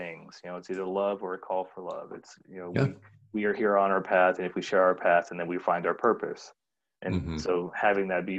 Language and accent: English; the South, United States; moved away; I grew up in the South, and it started out as Southern Baptist